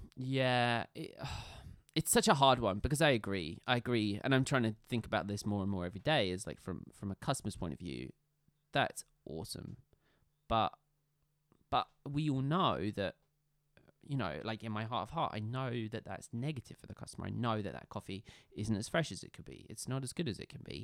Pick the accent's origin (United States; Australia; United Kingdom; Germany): United Kingdom; Scotland; realistically, I'm Scottish